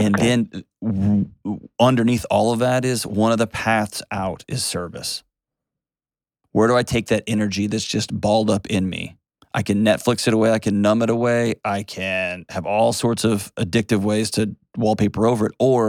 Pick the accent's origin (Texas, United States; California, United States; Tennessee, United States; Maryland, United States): Texas, United States; My home state of Texas